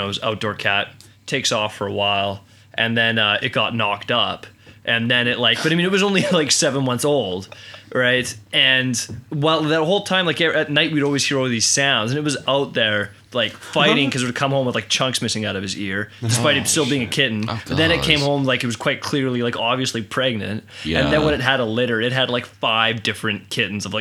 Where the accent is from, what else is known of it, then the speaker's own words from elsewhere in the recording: Canada; I'm from Canada